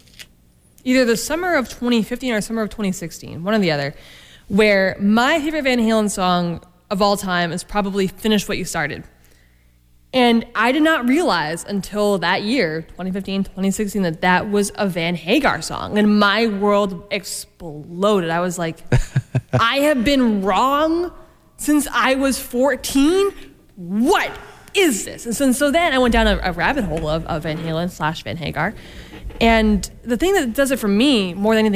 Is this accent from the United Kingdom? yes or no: no; Maine, United States; I grew up in Maine